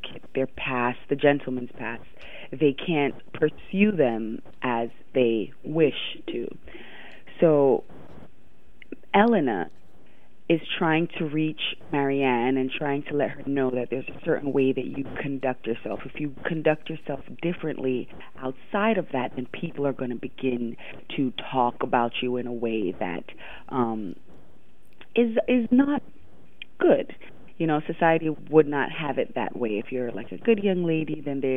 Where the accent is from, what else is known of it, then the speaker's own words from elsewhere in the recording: New York City, New York, United States; also born or lived in Jamaica; growing up, I grew up in Brooklyn